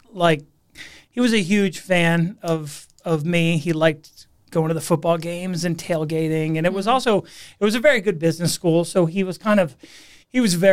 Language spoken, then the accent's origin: English; Massachusetts, United States; accent: Boston; So I grew up uh, right outside Boston, Massachusetts. So uh, a New England native. Um, lost my Boston accent being out here for 20 years or so.